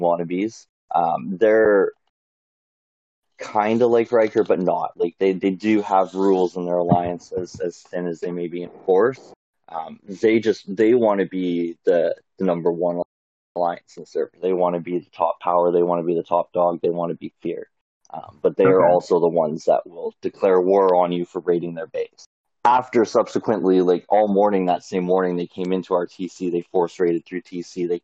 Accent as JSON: {"language": "English", "country": "Canada", "said": "I'm from Canada, I live in Canada"}